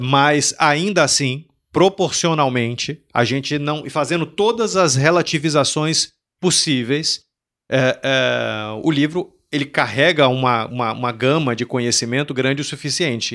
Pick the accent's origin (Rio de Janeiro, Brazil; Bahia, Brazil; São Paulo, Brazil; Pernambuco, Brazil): Bahia, Brazil; Salvador; eu sou de Salvador. Em Salvador tinha uma biblioteca